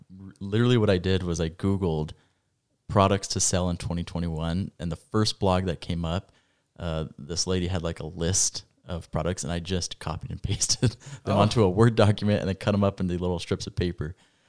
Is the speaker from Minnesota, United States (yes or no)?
no; Rexburg, Idaho, United States; As I said earlier, I was born and raised right here in Rexburg, Idaho, which is actually where we're hosting the podcast.